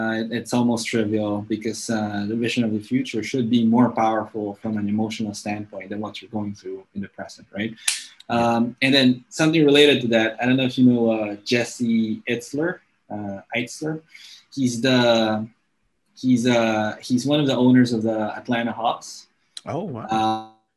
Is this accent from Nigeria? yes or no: no; Angeles City, Central Luzon, Philippines; first language English; i actually grew up in an air force base uh, in my hometown in angeles city in pampanga